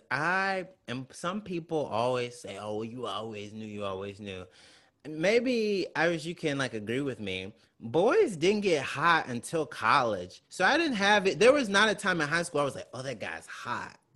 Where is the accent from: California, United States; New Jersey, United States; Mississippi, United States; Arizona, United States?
Mississippi, United States; I'm from Mississippi.